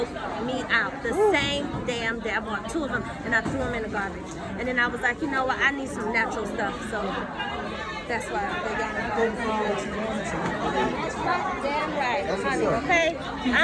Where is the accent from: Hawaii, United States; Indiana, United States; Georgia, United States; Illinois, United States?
Georgia, United States; Atlanta; I grew up in Atlanta, so I still have it a little bit